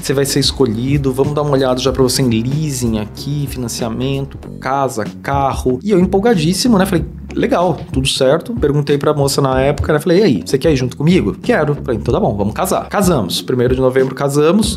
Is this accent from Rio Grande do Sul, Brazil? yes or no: no; Taubaté, São Paulo, Brazil; moved away as an adult; sou de Taubaté até, e depois acabei indo para São Paulo aí buscando oportunidades na engenharia